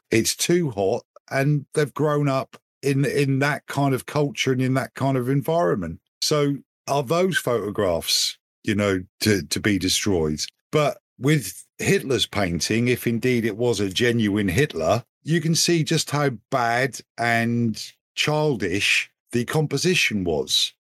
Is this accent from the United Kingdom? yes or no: yes; United Kingdom; 'cause I'm British